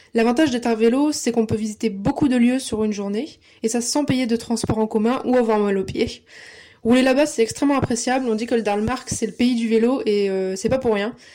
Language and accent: French; Lille, Hauts-de-France, France; j'ai 23 ans, je suis lilloise